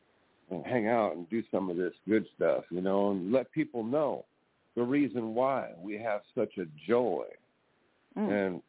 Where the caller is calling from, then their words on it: California, United States; I'm calling from California.